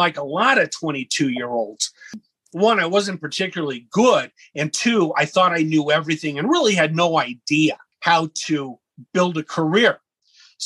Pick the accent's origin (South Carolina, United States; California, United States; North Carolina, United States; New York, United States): California, United States; Los Angeles; When I was a boy, I grew up in Los Angeles, California